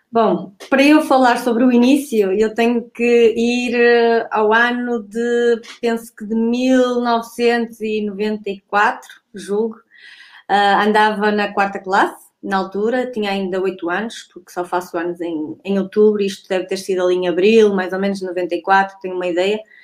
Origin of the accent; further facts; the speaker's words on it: Santo Tirso, Porto District, Portugal; o clube da minha terra, do Núcleo de Atletismo de Roriz